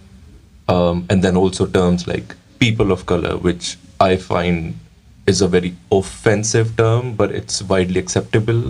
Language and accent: English; India; now in United Kingdom; back in India, I was someone from a backward caste